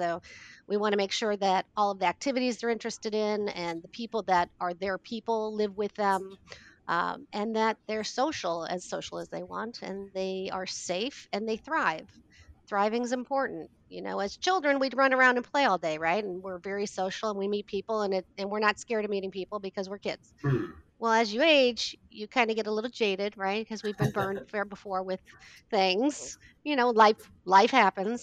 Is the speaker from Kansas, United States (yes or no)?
yes; Kansas, United States; also born or lived in Hoffman Estates, Illinois / Cary, Illinois; now in Illinois, United States; I was raised in Kansas